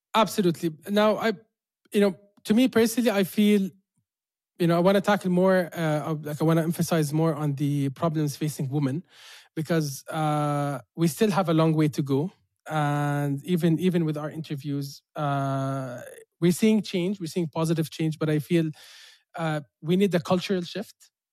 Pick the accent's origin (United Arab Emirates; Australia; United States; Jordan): Jordan; living in Jordan, like born and raised in Jordan